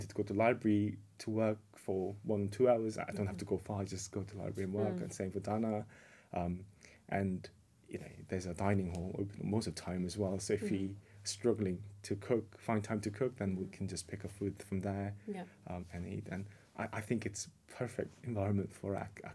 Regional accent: South Korea; moved away as an adult; now in United Kingdom; Oh, so I was in South Korea originally. But I've been living in the UK for the last 18 years.

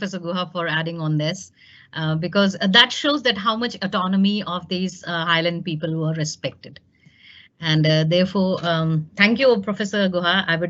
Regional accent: India; As an Indian, we know that none of us are single language speakers. We all know one or two languages

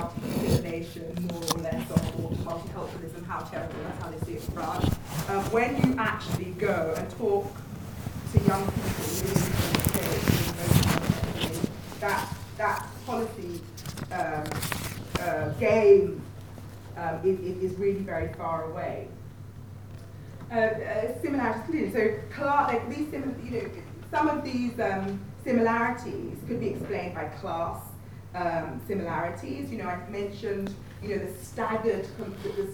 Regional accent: London, United Kingdom; also born or lived in Scotland; I'm Nigerian origin, but Scottish by birth and London by upbringing.

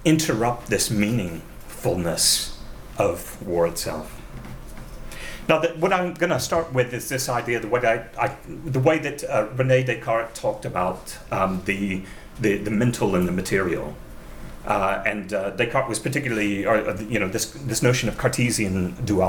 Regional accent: United States; As an American

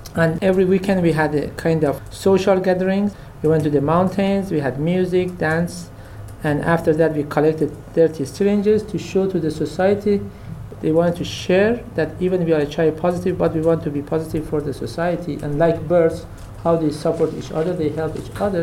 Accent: Kermanshah Province, Iran; I am from Kermanshah, which was one of the most affected cities in the region

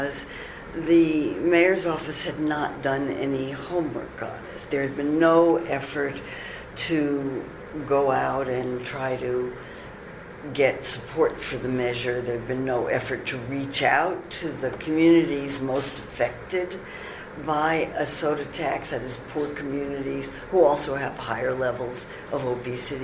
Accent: United States; I'm an American

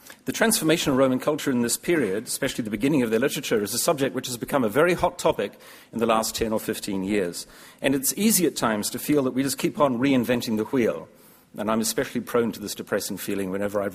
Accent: New Zealand; As a New Zealander

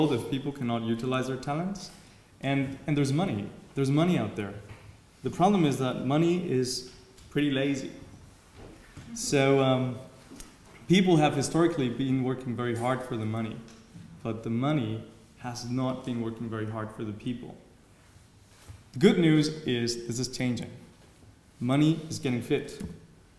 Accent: Mexico; moved away as an adult; also born or lived in Germany; I was brought up in Mexico, and one day realized I could not go to university in Mexico

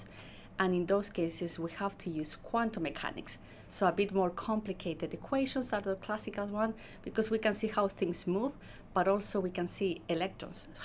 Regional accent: Chile; moved away as an adult; also born or lived in Edinburgh, United Kingdom; now in Oxford, United Kingdom; I'm from Chile, mm-hmm. So I first came to the UK in 2015

